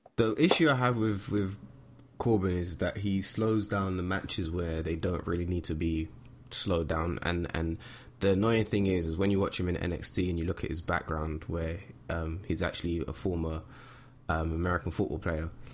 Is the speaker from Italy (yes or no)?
no; United Kingdom; we are, we are British